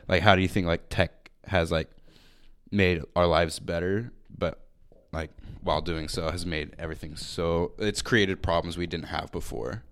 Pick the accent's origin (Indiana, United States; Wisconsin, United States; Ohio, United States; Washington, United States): Washington, United States; Marysville; I'm from Marysville.